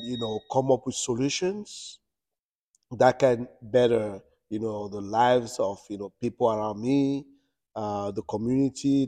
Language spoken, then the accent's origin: English; France; moved away as an adult; also born or lived in Cameroon; now in United States; born in Cameroon. I lived in Europe. I grew up in France